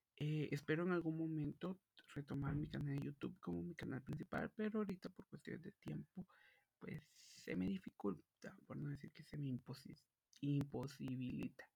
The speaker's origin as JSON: {"language": "Spanish", "country": "Guatemala", "said": "yo soy de Guatemala"}